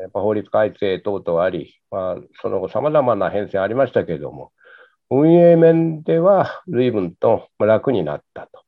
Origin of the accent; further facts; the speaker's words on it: Kumamoto, Japan; also born or lived in Tokyo; いずれは九州に帰らなきゃならないだろうと、えー、まあ、長男でもございましたんで